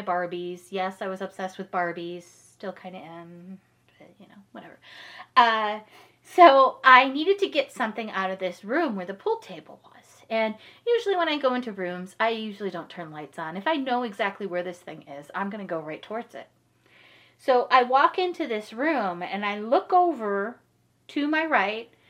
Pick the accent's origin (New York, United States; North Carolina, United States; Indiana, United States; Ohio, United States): Ohio, United States; Parma Heights; I grew up in Parma Heights, Ohio. If you're familiar with that, it's, like, suburb of Cleveland area